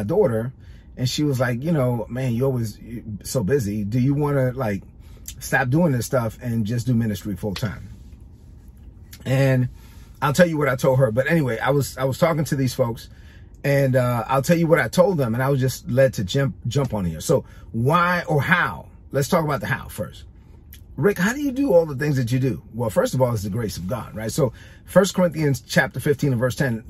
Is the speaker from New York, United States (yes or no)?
yes; New York City, New York, United States; I'm a Dominican kid from Brooklyn. I grew up in East New York, Brooklyn